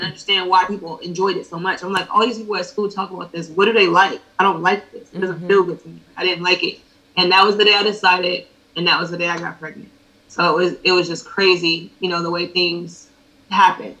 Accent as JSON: {"language": "English", "town": "Ellenwood", "region": "Georgia", "country": "United States", "tie": "born or raised there", "also_born_or_lived": "Decatur, Georgia / Buffalo, New York", "said": "I was raised mostly in Ellenwood, Georgia."}